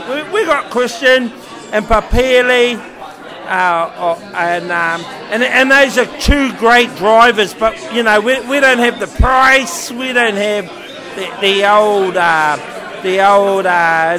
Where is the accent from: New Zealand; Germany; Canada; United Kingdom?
New Zealand; And I'm a Kiwi